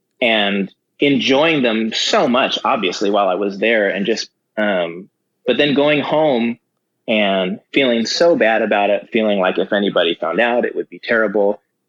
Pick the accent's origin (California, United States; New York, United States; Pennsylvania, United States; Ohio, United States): California, United States; Simi Valley; born or raised there; also born or lived in Los Angeles